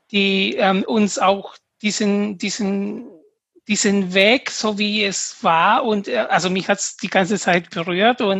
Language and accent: German; Peru; German is a second language; now in Germany; als Peruaner, wenn ich zurück nach Peru gehe, werde ich als Deutsche gesehen.